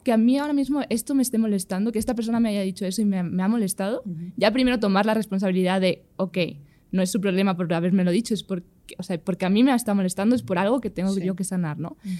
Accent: Spain

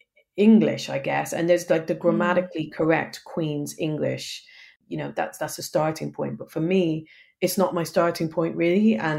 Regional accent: Dublin, Leinster, Ireland; moved away as an adult; also born or lived in Belfast; now in England; I grew up in Dublin

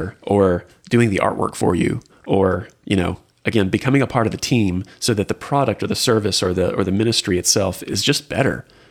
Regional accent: Houston, Texas, United States; also born or lived in Lubbock, Texas / Austin, Texas; now in Waco, United States; born and raised in Houston, spent time in Lubbock, lived in Austin, kind of back to Houston for some years

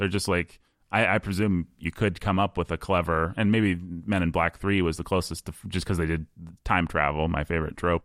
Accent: Bloomington, Indiana, United States; I grew up in the Midwest. I grew up in Bloomington, Indiana

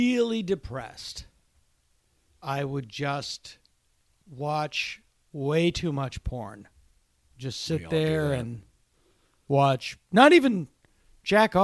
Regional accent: Massachusetts, United States; I delivered drugs for a pharmacy in my hometown, but it required driving around my hometown in a van at night after school

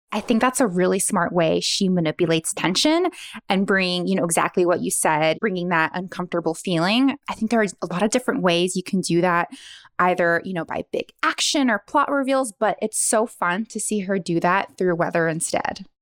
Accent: Honolulu, Hawaii, United States; now in San Francisco, United States; I am originally from Honolulu, but now I live in San Francisco.

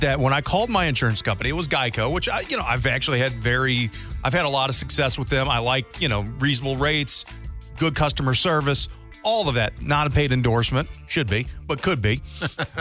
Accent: St. Louis, Missouri, United States; moved away as an adult; I'm from St. Louis originally. Lived there for 20 years.

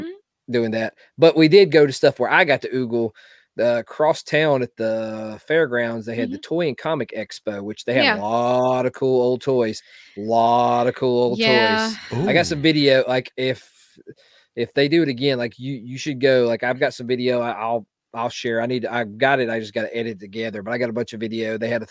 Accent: Southern United States, United States; accent: Southern; I know my Southern accent.

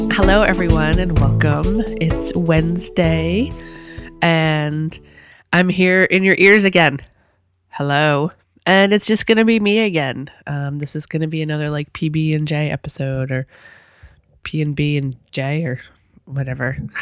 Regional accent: New England, United States; I'm from New England, but I'm not from that far up.

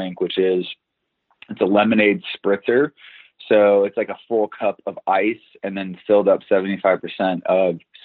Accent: Los Alamitos, California, United States; now in West Hollywood, United States; I grew up in Orange County, California, in the city of Los Alamitos, right outside of Seal Beach, and I am currently residing in West Hollywood.

